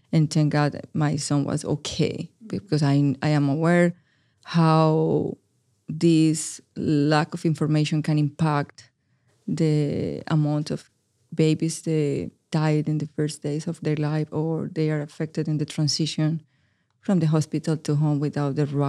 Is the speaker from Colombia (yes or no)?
yes; Medellin, Antioquia, Colombia; first language es; English is a second language; now in United States; Yeah, I am from Medellin, Colombia. My primary language is Spanish, and I arrived to the United States 5 years ago with a huge barrier of the language. My English was zero.